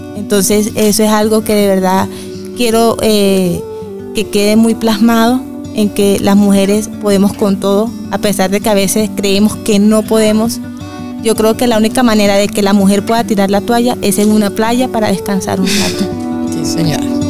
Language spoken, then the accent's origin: Spanish; Valencia, Carabobo, Venezuela; moved away as an adult; now in Bucaramanga, Colombia; soy venezolana también, soy de Valencia, Estado Carabobo, de, eh, de Venezuela. Tengo ya cinco años que llegué acá a Bucaramanga.